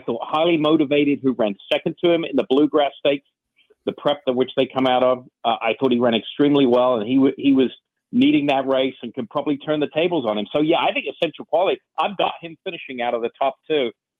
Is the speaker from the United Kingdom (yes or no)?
yes; England, United Kingdom; now in United States; I was born and raised in England. I've lived in the States 20, 25 years.